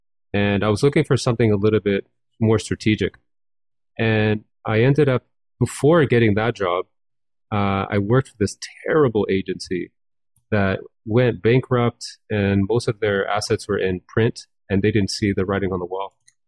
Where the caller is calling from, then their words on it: Toronto, Ontario, Canada; I'm calling from the now sunny city of Toronto.